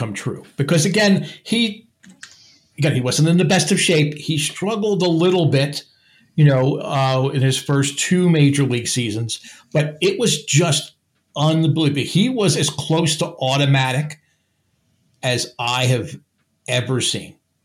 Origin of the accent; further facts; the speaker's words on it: New Jersey, United States; I'm from New Jersey